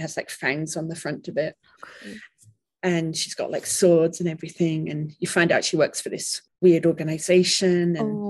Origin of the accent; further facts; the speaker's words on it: England, United Kingdom; moved away; I remember it growing up in England.